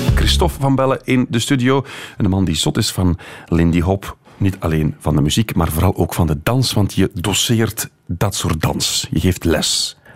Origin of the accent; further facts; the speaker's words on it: Beveren, Flanders, Belgium; ik ben van Beveren